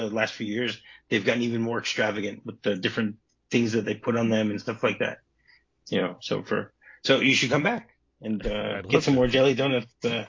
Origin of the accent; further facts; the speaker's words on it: United States; now in Israel; when I grew up in America, so potato pancakes was what we had, latkes.